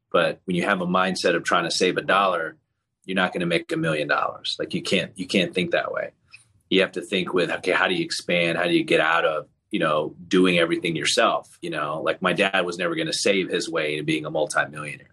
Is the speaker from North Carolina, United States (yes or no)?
no; Tallahassee, Florida, United States; also born or lived in Leicester, England; I was around seven, eight years old when we moved to Tallahassee, Florida